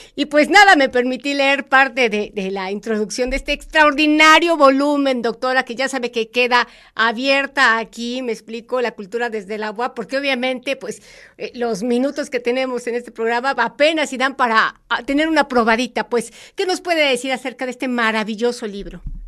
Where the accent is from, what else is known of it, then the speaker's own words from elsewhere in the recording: Puebla, Mexico; como poblanos, como universitarios